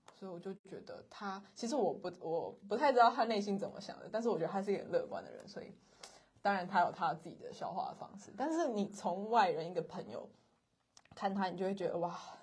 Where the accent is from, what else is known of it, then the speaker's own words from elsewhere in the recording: Kaohsiung, Taiwan; also born or lived in central Taiwan; 我们两个都是高雄人，土生土长的高雄人